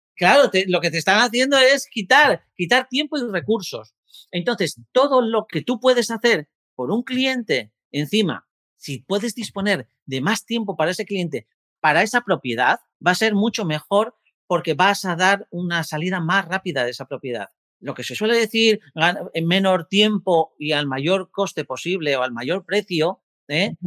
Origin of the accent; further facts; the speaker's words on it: Gijón, Asturias, Spain; yo soy de Gijón, Asturias, una tierra maravillosa